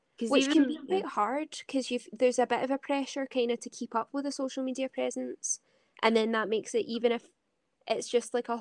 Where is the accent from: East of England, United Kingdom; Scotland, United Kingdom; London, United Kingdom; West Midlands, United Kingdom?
Scotland, United Kingdom; I'm a Scottish musician